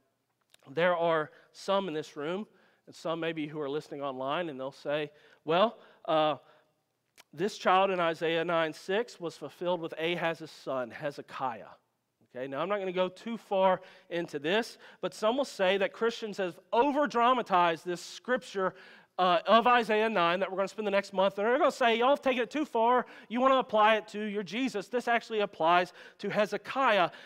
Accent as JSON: {"language": "English", "region": "Louisiana", "country": "United States", "said": "I'm from Louisiana"}